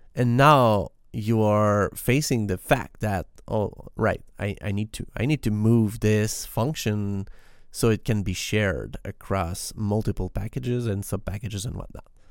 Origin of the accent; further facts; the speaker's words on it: Quebec, Canada; English is a second language; I am not a native English speaker. I am, I am from Quebec in Canada, and we speak French in here